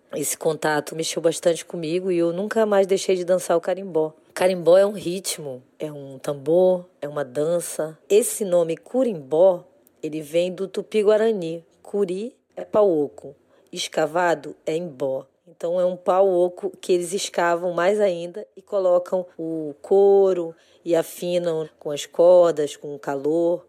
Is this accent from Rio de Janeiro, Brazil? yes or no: no; Macapá, Amapá, Brazil; also born or lived in Altamira, Pará; Eu sou de Altamira, no Pará, e fui criada em Macapá, no Amapá